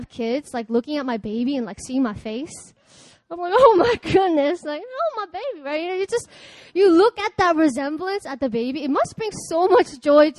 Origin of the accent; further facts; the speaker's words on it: Baltimore, Maryland, United States; moved away; I'm from Baltimore